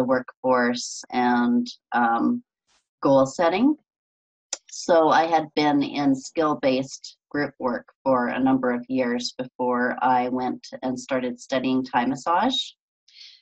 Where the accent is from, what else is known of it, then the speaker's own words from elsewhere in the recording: Canada; accent: Canadian; moved away as an adult; now in California, United States; originally I'm from Canada and I've been living in California now for about 22 years. And you could probably hear that accent still in the way I say about